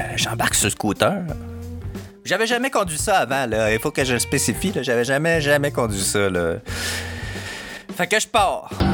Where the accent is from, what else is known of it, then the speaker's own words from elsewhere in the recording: Montreal, Quebec, Canada; je suis pas du coin, je viens de Montréal.